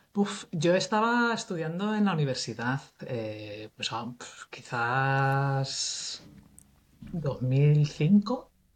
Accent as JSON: {"language": "Spanish", "town": "Cuenca", "region": "Castilla-La Mancha", "country": "Spain", "also_born_or_lived": "Bristol", "moved": "as an adult", "said": "soy de Cuenca"}